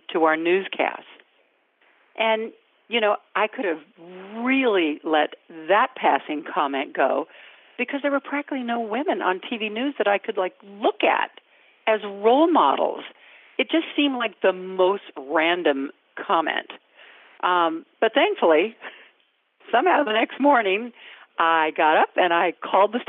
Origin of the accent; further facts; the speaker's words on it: Sacramento, California, United States; I grew up in Northern California, in Sacramento